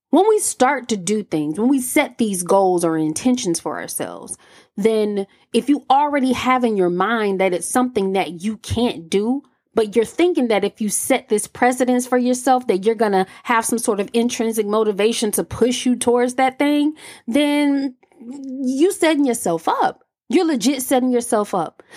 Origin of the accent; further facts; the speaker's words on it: Alabama, United States; I'm from Alabama